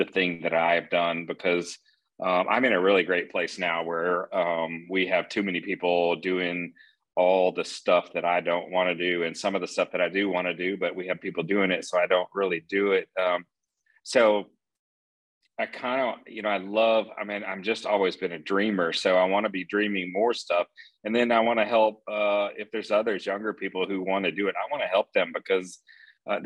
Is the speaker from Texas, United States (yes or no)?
yes; Texas, United States; now in Atlanta, United States; growing up in Texas